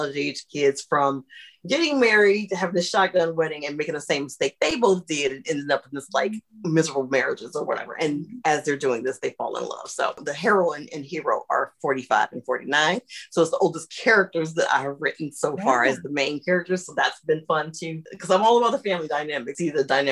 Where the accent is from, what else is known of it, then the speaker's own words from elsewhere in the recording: Ohio, United States; I was raised in Ohio, but my mother's from the South.